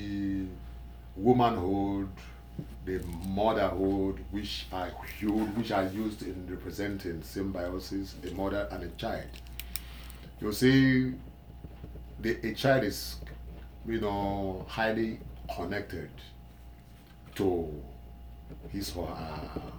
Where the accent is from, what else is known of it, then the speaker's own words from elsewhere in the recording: Nigeria; I'm from West Africa, Nigeria